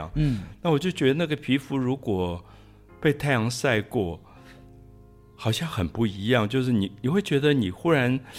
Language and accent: Chinese; Taiwan; also born or lived in France; 我自己觉得跟我在岛屿长大有关